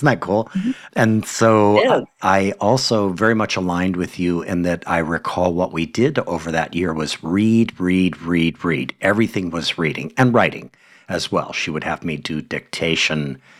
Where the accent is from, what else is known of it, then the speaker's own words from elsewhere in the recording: Hawaii, United States; my home state in Hawaii